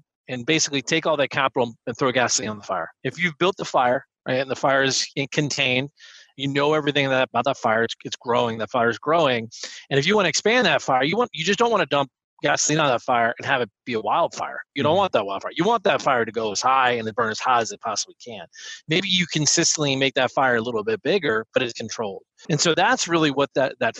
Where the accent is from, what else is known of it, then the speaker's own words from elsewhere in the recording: outside of Philadelphia, Pennsylvania, United States; I grew up outside of Philadelphia